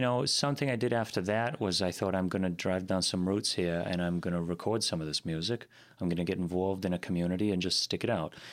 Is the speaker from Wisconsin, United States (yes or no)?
yes; Green Bay, Wisconsin, United States; also born or lived in East Coast / Sturgeon Bay; originally from the East Coast, that's where I spent a number of years growing up. And then to Green Bay